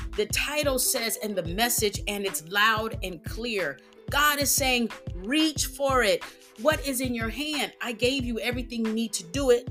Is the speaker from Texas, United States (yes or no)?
yes; Texas, United States; I'm from Texas